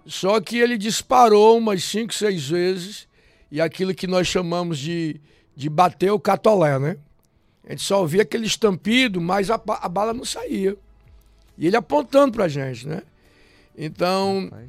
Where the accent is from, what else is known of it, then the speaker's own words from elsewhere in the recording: Fortaleza, Ceará, Brazil; eu nasci na cidade de Fortaleza, lá no centro mesmo, no miolozinho da cidade